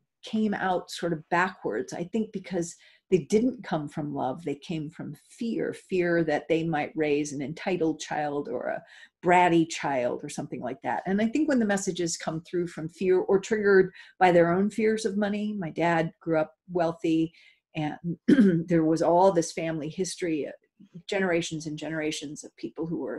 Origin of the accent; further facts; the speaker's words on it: Los Angeles, California, United States; I grew up in Hollywood